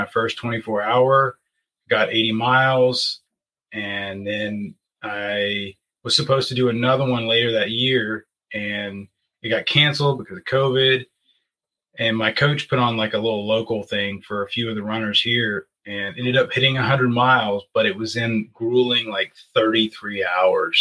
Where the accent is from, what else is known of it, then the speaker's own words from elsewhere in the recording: Asheville, North Carolina, United States; I'm from Asheville, North Carolina. I've lived here my whole life, born and raised